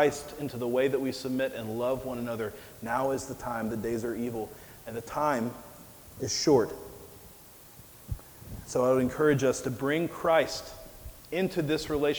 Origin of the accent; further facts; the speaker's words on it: Mississippi, United States; moved away as an adult; also born or lived in Nebraska; my hometown in Mississippi